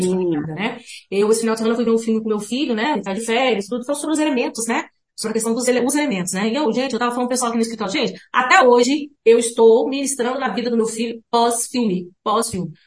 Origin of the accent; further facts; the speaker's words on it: Minas Gerais, Brazil; eu sou mineira do interior